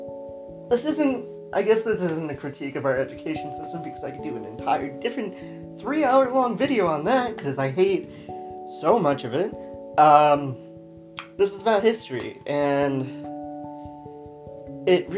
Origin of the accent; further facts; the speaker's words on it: New Mexico, United States; I grew up in New Mexico